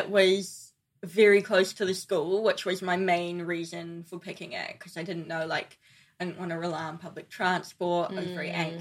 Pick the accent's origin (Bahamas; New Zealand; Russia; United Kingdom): New Zealand; moved away as an adult; also born or lived in Paris; I'm from New Zealand